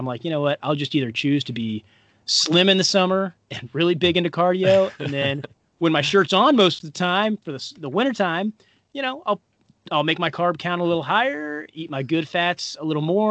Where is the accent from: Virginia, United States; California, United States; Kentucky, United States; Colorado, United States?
Kentucky, United States; Paducah; my hometown in Paducah, Kentucky